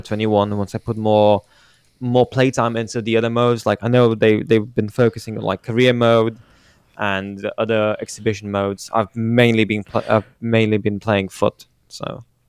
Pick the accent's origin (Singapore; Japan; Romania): Romania; my hometown team is promoted to, uh, the first league of it, of Romanian football